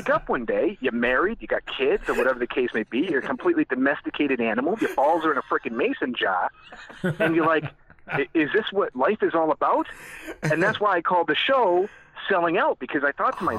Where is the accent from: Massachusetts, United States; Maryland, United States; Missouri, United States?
Massachusetts, United States; Dudley; accent: thick New England; moved away as an adult; also born or lived in New Jersey / Mexico; now in Dallas, United States; I grew up in Massachusetts. I'm from New England. We went to the same high school together in Dudley, Massachusetts